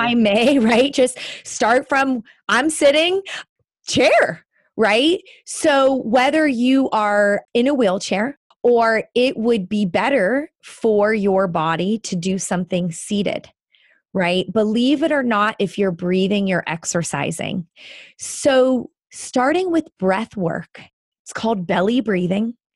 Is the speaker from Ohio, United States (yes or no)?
yes; Northeast Ohio, United States; I grew up in Northeast Ohio